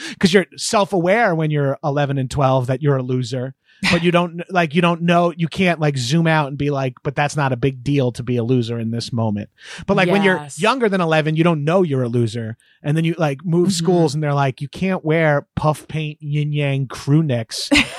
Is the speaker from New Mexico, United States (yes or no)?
no; Long Island, New York, United States; we were a poor family. We were kind of trashy, but my parents lived on Long Island. My grandparents lived on Long Island. Well, they moved from like Queens to Long Island